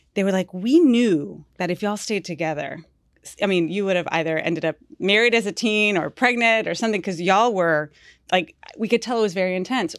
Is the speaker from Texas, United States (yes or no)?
yes; Houston, Texas, United States; half Colombian, half Mexican, but I was born in Houston